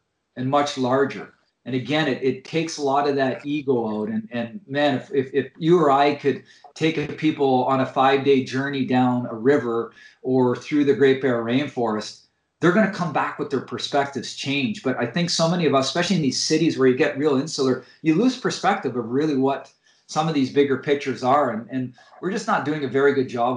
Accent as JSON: {"language": "English", "town": "Coniston", "region": "Ontario", "country": "Canada", "tie": "born or raised there", "moved": "yes", "lives_now": "British Columbia, Canada", "said": "I grew up in Northern Ontario in a small town called Coniston"}